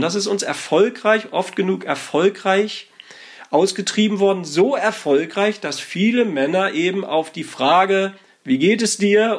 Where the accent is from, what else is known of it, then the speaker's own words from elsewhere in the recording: Northern Germany, Germany; ich bin aus Norddeutschland, da sagt man einfach nur mm